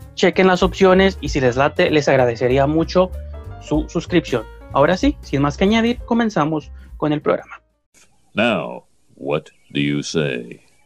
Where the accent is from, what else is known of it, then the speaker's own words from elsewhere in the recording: Tijuana, Baja California, Mexico; somos de Tijuana